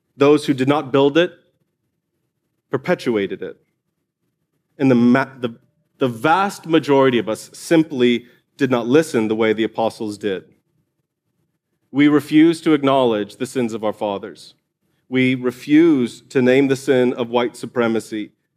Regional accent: United States

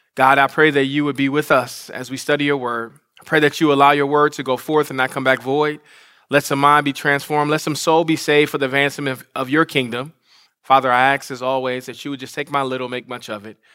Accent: Detroit, Michigan, United States; Detroit, Michigan, my hometown.

